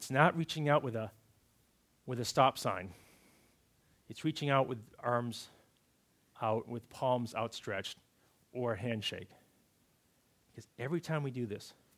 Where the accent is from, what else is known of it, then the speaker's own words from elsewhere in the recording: Massachusetts, United States; Growing up in Massachusetts, we had these certain traditions that we did for Thanksgiving and Christmas Eve, and being good New Englanders